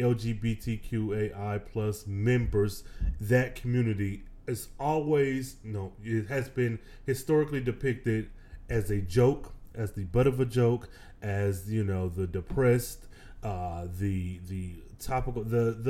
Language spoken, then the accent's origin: English; Michigan, United States; now in Texas, United States; I am originally from the Midwest, though I do reside in the dirty in Texas. I hail from the Midwest, Michigan specifically